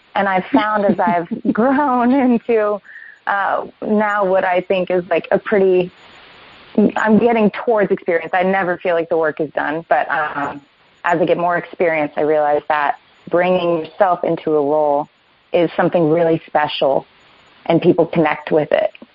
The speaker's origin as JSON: {"language": "English", "town": "Vero Beach", "region": "Florida", "country": "United States", "tie": "born or raised there", "also_born_or_lived": "Orlando, Florida", "moved": "as an adult", "lives_now": "Los Angeles, United States", "said": "I grew up in Florida, uh, mostly in mm-hmm. Orlando in a small town called uh, Vero Beach"}